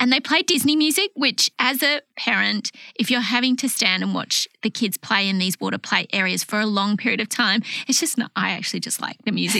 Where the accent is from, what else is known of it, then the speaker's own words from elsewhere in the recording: Australia; now in Singapore; So I'm Australian.